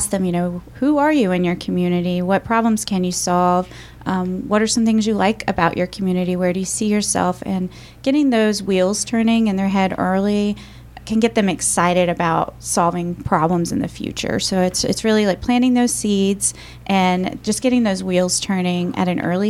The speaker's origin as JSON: {"language": "English", "town": "Roanoke", "region": "Virginia", "country": "United States", "tie": "born or raised there", "said": "I'm from Roanoke, Virginia. I grew up a kind of lower income family. I didn't really understand a lot of opportunities that existed for me here"}